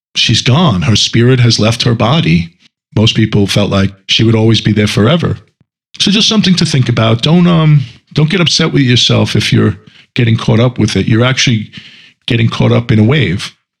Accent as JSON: {"language": "English", "country": "United States", "said": "I'm American also"}